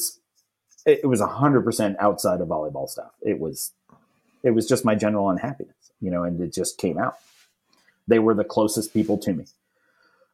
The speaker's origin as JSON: {"language": "English", "region": "New York", "country": "United States", "also_born_or_lived": "Virginia", "moved": "yes", "lives_now": "North Carolina, United States", "said": "I'm from New York"}